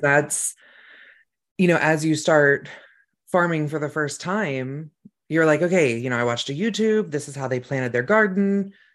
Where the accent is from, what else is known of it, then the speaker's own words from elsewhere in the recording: Mendocino County, California, United States; that's where I grew up was in Mendocino County